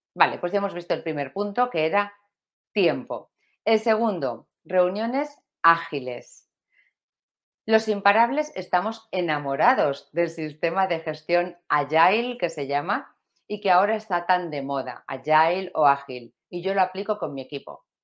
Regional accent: Valencia, Valencian Community, Spain; de España como yo, bueno, y de Valencia como yo, yo soy valenciana

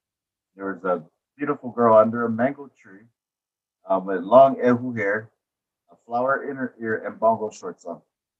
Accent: Waianae, Hawaii, United States; moved away as an adult; now in Colorado, United States; I'm from Waianae, and see, I am 43 years old.

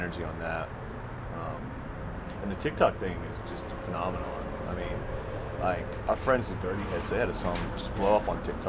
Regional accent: Vestavia Hills, Alabama, United States; born or raised there; also born or lived in Atlanta, Georgia

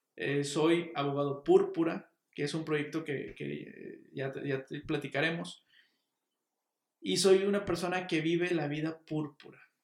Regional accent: Monterrey, Nuevo León, Mexico; soy regio y soy abogado

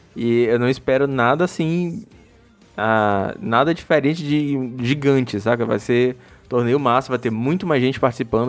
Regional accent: Maranhão, Brazil; also born or lived in São Luís; eu sou do Maranhão, eu moro em São Luís

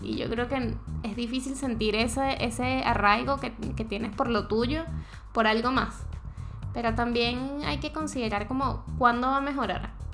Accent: Venezuela; moved away as an adult; now in Chile; yo como venezolano

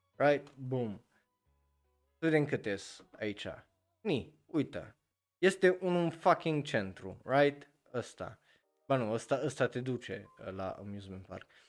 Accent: Romania; eu ca român

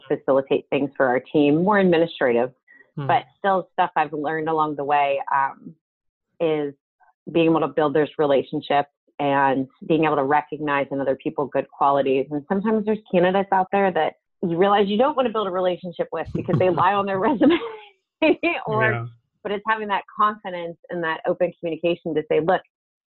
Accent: southwestern Pennsylvania, United States; I grew up in a very small town called Deanston Borough. It's southwestern Pennsylvania, almost into West Virginia

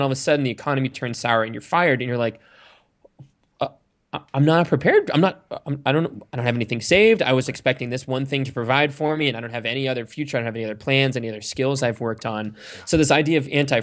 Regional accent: Sandwich, Massachusetts, United States; I grew up in Cape Cod, Massachusetts, in a town called Sandwich

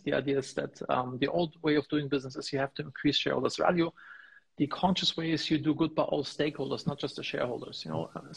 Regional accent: Germany; also born or lived in Los Angeles, United States; now in Bodrum, Turkey; I'm originally from Germany.

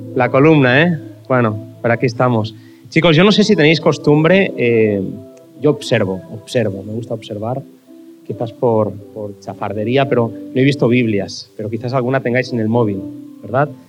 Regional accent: Barcelona, Catalonia, Spain; cuando era pequeño en Barcelona, la razón por la que yo iba a la iglesia

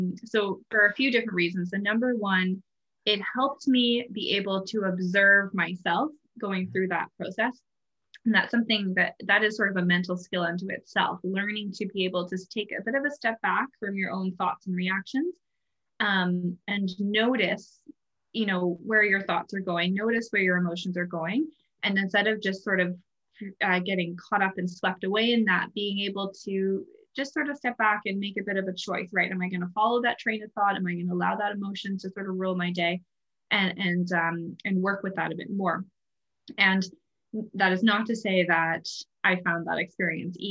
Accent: Canada; now in Ireland; I'm originally from Canada, so I live in Ireland

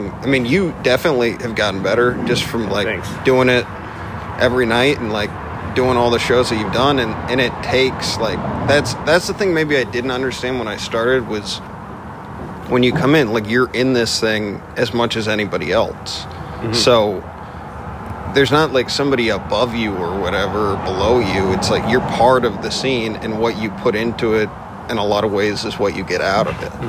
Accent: Midwest, United States; also born or lived in Vermont / Indiana / Las Vegas; I grew up in the Midwest. I originally from Vermont

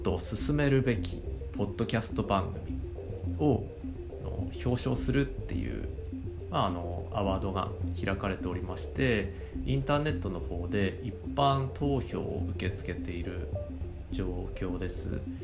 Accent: Akita, Japan; 別に僕秋田県ですけど

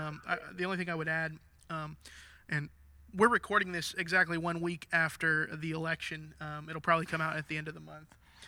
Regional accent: Minnesota, United States; now in Clarksville, United States; I grew up in Minnesota, and Minnesota leans pretty liberal. But there's this my hometown had 8 Lutheran churches for 18,000 people.

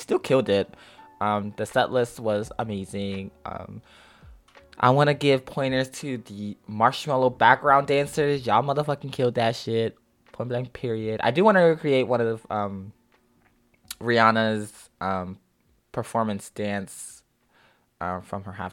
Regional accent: Philadelphia, Pennsylvania, United States; I wasn't born in Philadelphia, but I was sort of raised in Philly, so it was just like, I'm still proud to be called, or to just let people know that I'm from Philly.

